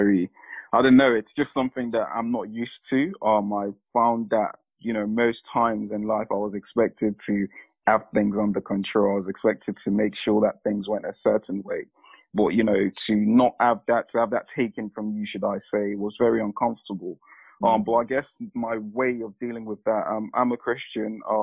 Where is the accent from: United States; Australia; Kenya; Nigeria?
Nigeria; I'm Nigerian.